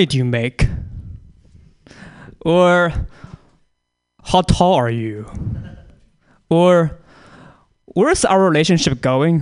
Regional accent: China; moved away; I'm from China

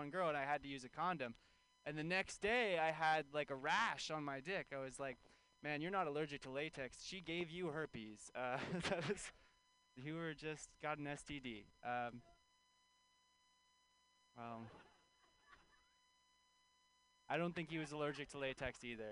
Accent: California, United States; I grew up in California

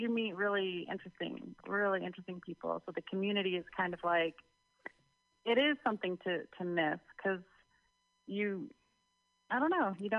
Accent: Royal Oak, Michigan, United States; moved away as an adult; also born or lived in Farmington Hills, Michigan; now in Oakland, United States; I grew up in the Metro Detroit area

